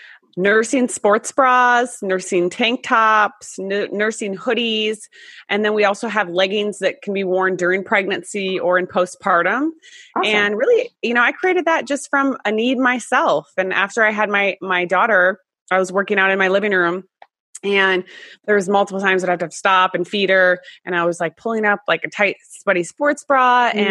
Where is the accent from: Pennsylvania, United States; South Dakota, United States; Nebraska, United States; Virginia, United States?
South Dakota, United States; moved away as an adult; also born or lived in Los Angeles, California; now in California, United States; I'm originally from South Dakota. I know, no one knows anyone from South Dakota. But, and I moved to LA when I was 19